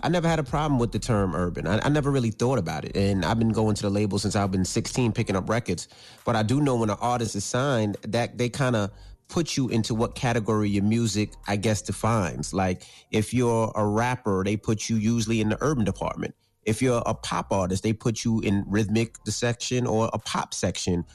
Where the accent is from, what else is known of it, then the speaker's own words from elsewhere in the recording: New York City, New York, United States; growing up in New York